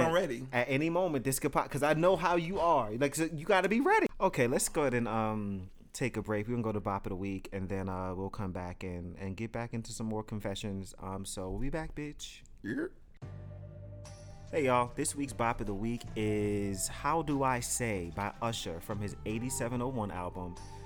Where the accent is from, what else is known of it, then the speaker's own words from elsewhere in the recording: Detroit, Michigan, United States; I am from Detroit.